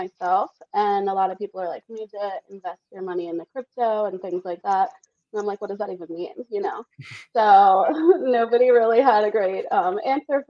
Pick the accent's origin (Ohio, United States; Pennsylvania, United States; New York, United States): Pennsylvania, United States; Philadelphia; moved away as an adult; now in Las Vegas, United States; I grew up in Philadelphia suburbs. I moved to Vegas 6 years ago.